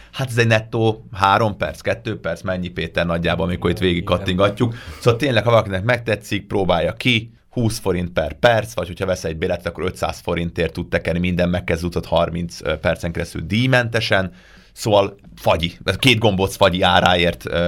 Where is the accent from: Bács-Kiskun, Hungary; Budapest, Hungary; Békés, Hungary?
Budapest, Hungary; még Budapesten nőttem fel